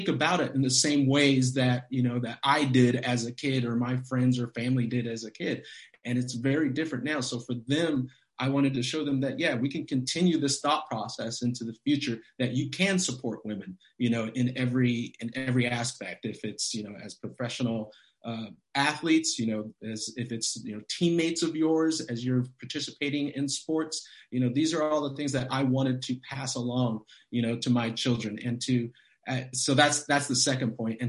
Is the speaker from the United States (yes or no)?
yes; Los Angeles, California, United States; a professional team in my hometown